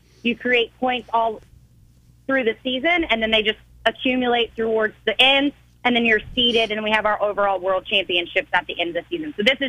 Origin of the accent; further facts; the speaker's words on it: Mechanicsville, Virginia, United States; I'm actually originally from Mechanicsville, so I saw this facility being built and I was super excited.